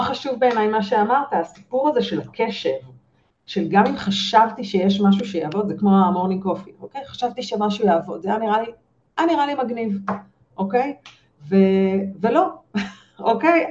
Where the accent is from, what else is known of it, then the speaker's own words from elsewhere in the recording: Israel; אנחנו כישראלים